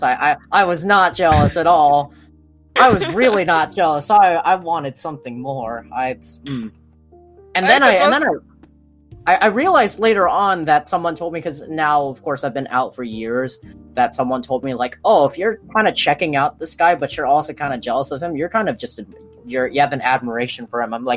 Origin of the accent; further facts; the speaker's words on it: Maui, Hawaii, United States; I grew up in Hawaii, Maui